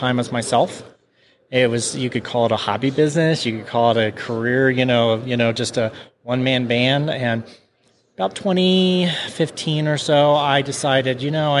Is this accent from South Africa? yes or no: no; Kansas City, United States; we're from Kansas City